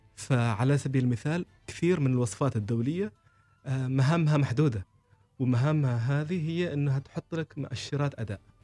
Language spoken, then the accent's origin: Arabic; Oman; القيم اللي نحن نحملها كعمانيين